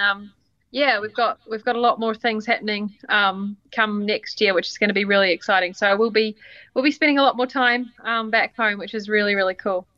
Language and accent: English; New Zealand; moved away as an adult; now in Nashville, United States; as a Kiwi